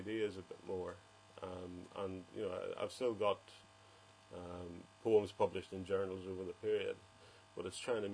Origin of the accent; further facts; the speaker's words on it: Enniskillen, Northern Ireland, United Kingdom; Enniskillen, when I was growing up there, was quite a nice place to grow up.